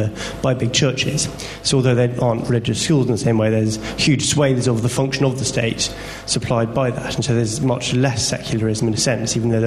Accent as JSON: {"language": "English", "region": "Scotland", "country": "United Kingdom", "tie": "born or raised there", "said": "I'm from Scotland, which at least we like to claim is the oldest secular and open democracy"}